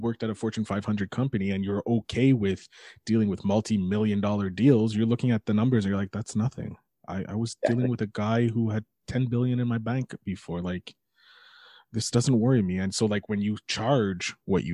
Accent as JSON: {"language": "English", "town": "Montreal", "region": "Quebec", "country": "Canada", "said": "I'm a nobody from Montreal"}